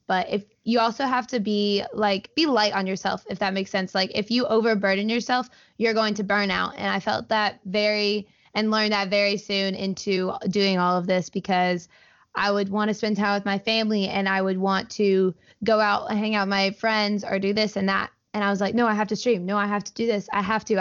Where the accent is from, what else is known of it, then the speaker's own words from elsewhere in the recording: Auburn, Alabama, United States; I grew up in Auburn. I've lived here my entire life